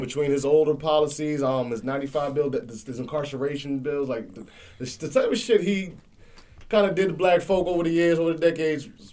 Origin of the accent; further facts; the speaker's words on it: Jamaica; I'm Jamaican